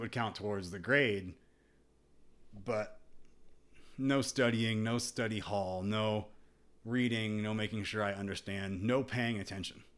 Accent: United States; growing up in America

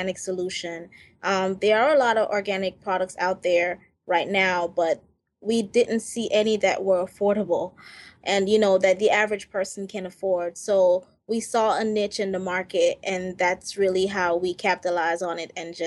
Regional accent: Jamaica; I'm from Jamaica

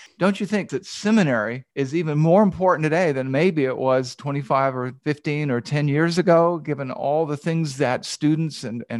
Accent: the South, United States; moved away as an adult; also born or lived in Asheville, North Carolina / Los Angeles, California; we're both from the South

